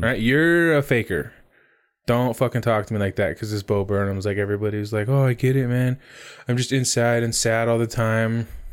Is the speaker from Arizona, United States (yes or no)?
yes; Arizona, United States; growing up in Arizona